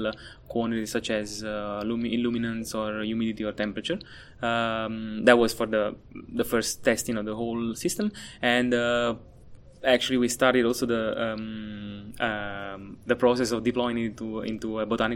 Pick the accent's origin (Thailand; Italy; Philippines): Italy; moved away as an adult; also born or lived in Naples, Italy / Germany; now in Atlanta, United States; I'm from Italy. I studied my undergrad and master's in Napoli, Italy